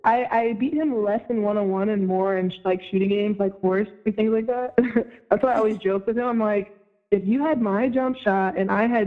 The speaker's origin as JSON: {"language": "English", "town": "Tampa", "region": "Florida", "country": "United States", "also_born_or_lived": "Round Rock, Texas", "lives_now": "Tampa, United States", "said": "So I tell most people that I'm from Tampa, but I've actually lived lots of places. Before Tampa, I was in Round Rock, Texas, where I played at Round Rock High School."}